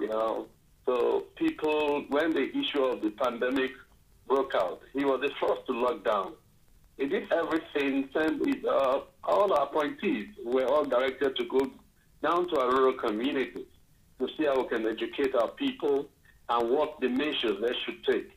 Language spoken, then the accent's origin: English; Boki, Ogoja, Cross River, Nigeria; I'm from Boki, part of Ogoja